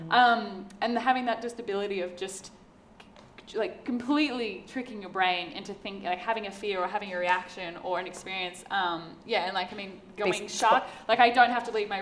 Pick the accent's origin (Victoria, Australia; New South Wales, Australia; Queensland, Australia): Queensland, Australia; Torres Strait Islands; I grew up in the Torres Straits. I went diving every single day of my life.